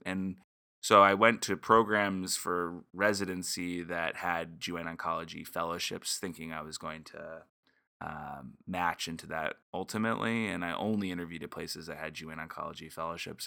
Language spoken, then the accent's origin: English; California, United States; moved away; I'm a Californian, and so, um, you know, that definitely drove my decision to be close to family.